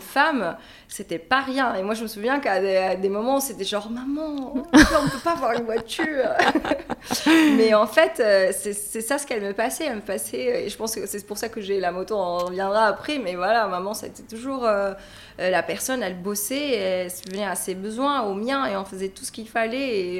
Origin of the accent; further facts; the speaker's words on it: Hammamet, Nabeul Governorate, Tunisia; moved away as an adult; now in Paris, France; je suis tunisienne. J'ai grandi en Tunisie et ça fait deux ans que je suis sur euh, Paris